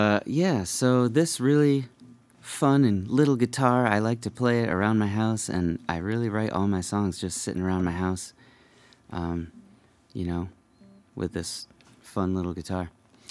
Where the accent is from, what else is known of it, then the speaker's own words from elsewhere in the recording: Connecticut, United States; now in Vermont, United States; I grew up in Connecticut